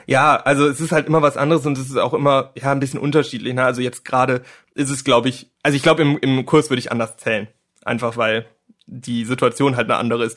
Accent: near Cologne, North Rhine-Westphalia, Germany; Ich komme aus der Nähe von Köln

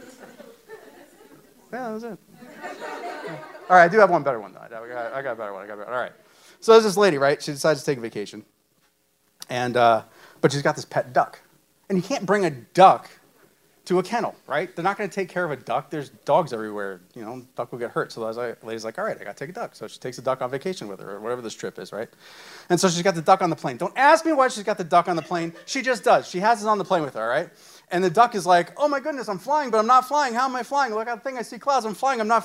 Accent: about 30 minutes north of Manhattan, New York, United States; moved away as an adult; I was born and raised in New York, about 30 minutes north of Manhattan. We moved here about 4.5 years ago.

